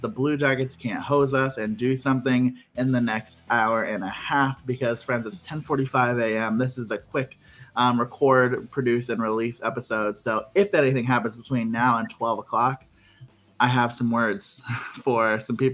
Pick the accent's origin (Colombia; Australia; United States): United States; Ohio; I'm from Ohio